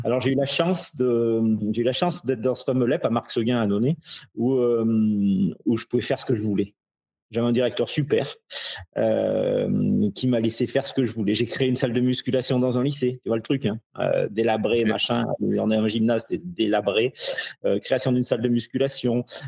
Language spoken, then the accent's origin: French; Ardèche, Auvergne-Rhône-Alpes, France; je viens d'Ardèche, je suis un petit, je suis qu'un petit Ardéchois